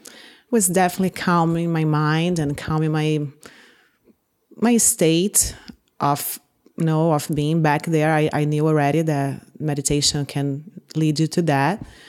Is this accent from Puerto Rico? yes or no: no; Brazil; moved away as an adult; now in Hawaii, United States; I'm from Brazil, but I've been living, uh, in United States and Hawaii for the past seventeen years.